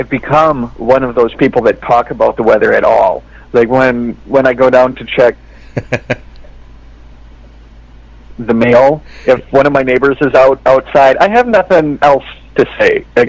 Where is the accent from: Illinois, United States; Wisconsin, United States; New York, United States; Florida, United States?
Wisconsin, United States; now in California, United States; When I was a kid growing up in Wisconsin